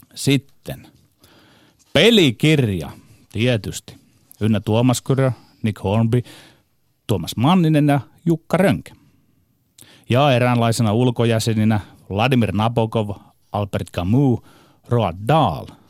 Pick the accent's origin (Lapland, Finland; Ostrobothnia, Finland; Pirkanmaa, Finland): Ostrobothnia, Finland; Meillä Pohjanmaalla hulluus asuu meissä miehissä, viisaus naisissa